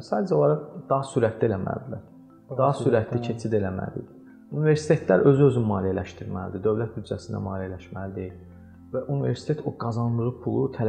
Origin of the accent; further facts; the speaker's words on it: Azerbaijan; Mən bunu Azərbaycanlıyam deyə demirəm ha.